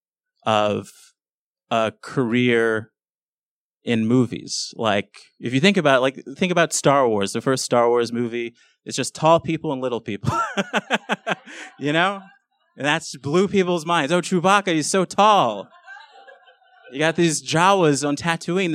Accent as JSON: {"language": "English", "town": "Los Angeles", "region": "California", "country": "United States", "tie": "born or raised there", "said": "I grew up in South Central LA, which is a pretty bad neighborhood"}